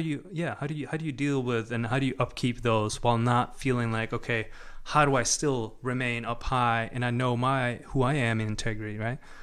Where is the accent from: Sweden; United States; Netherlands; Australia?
Sweden; born or raised there; moved away